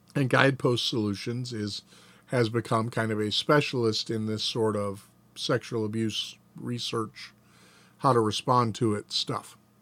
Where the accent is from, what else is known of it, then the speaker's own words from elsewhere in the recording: Atlanta, Georgia, United States; We lived in Atlanta. Dad was a deacon at a Southern Baptist church when I was a little boy